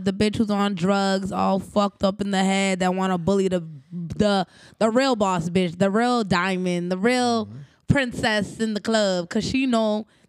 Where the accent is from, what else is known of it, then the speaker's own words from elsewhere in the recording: Brockton, Massachusetts, United States; also born or lived in Cambridge, Massachusetts; I came to Brockton at 7.